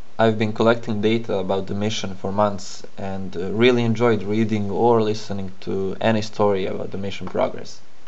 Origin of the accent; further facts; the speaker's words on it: Serbia; I'm from Serbia